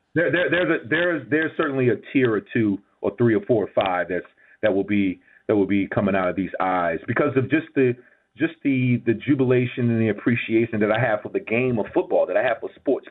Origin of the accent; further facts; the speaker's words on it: Gibsonville, North Carolina, United States; I'm from Gibsonville, GIB, which is close to, is right between Greensboro and right between and, and, and right between Greensboro and Burlington. It's a little small town right off 85.